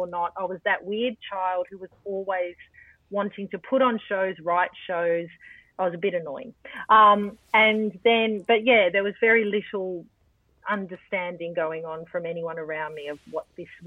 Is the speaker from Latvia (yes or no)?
no; Melbourne, Victoria, Australia; I grew up in Altona North in a time when the arts weren't particularly respected